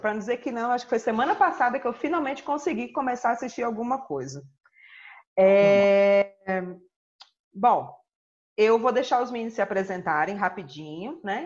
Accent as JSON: {"language": "Portuguese", "region": "Northeast Region", "country": "Brazil", "said": "eu como boa nordestina"}